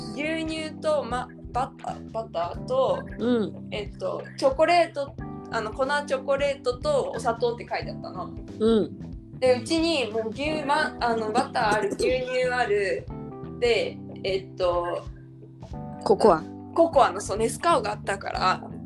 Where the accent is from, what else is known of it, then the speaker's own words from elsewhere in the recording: Japan; moved away; 日本に生まれ育った身